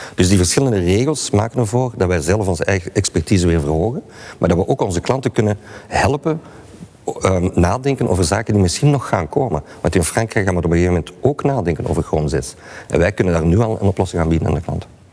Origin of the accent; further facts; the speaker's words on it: Belgium; wij als Belgen